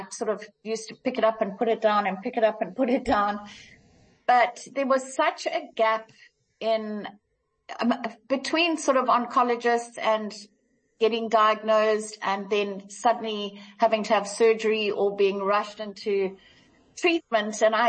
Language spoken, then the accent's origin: English; Kenya; moved away; So my mum was a nurse, when we came down from Kenya